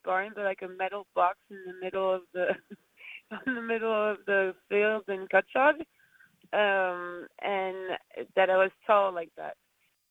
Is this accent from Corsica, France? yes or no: yes; Corsica, France; moved away; We grew up in Corsica, and my dad had a farm-to-table and restaurant